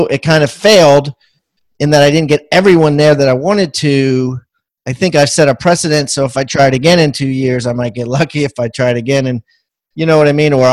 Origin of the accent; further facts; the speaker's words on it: Maryland, United States; I'm from Maryland